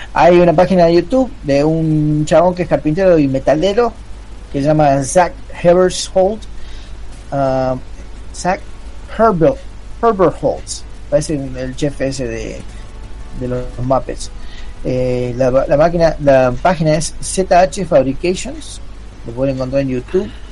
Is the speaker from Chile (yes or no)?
no; Burzaco, Buenos Aires Province, Argentina; Yo nací en Bursaco